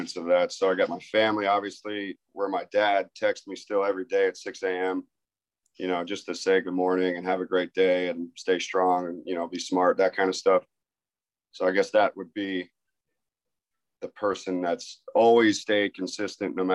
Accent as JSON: {"language": "English", "town": "Tampa", "region": "Florida", "country": "United States", "tie": "born or raised there", "also_born_or_lived": "New York", "said": "born and raised in Tampa, Florida, and really born in New York, but then we moved to Florida when I was two"}